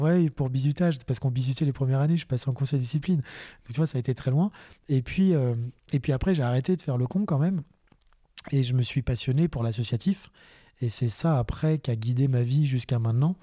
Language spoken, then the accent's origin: French; Boulogne-Billancourt, Île-de-France, France; moved away; also born or lived in Eure-et-Loir; j'avais 5 ans, euh, je vivais à Paris, j'étais à Boulogne